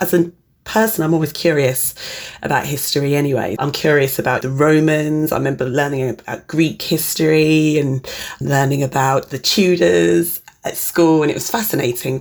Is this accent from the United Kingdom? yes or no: yes; Reading, South East England, United Kingdom; I was born in Reading, Berkshire in the early 80s